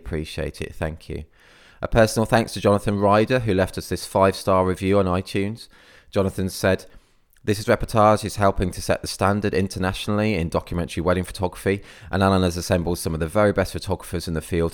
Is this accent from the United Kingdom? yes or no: yes; Midlands, United Kingdom; now in Cornwall, United Kingdom; I was actually originally from the Midlands, so I'm not actually Cornish or anything.